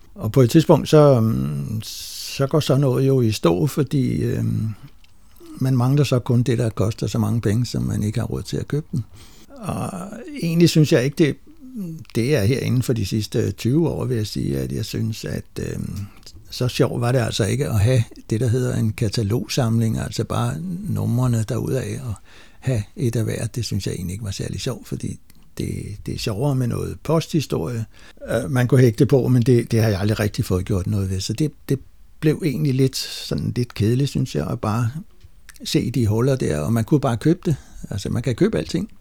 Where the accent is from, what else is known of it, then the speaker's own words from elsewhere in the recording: Lejre, Zealand, Denmark; now in Holbæk, Denmark; der, der var mit barndomshjem